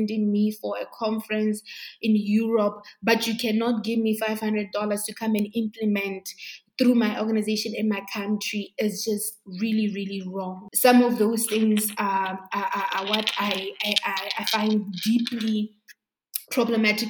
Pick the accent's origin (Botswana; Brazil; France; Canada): Botswana; I was born and bred in Botswana